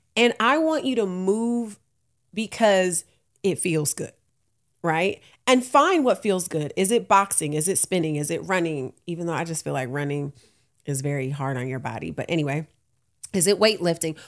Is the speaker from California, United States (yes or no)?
yes; Oakland, California, United States; I'm from Oakland